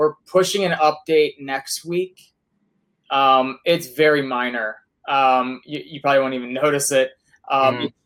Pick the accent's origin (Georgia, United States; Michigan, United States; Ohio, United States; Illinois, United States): Ohio, United States; Cleveland; I'm from Cleveland and he left us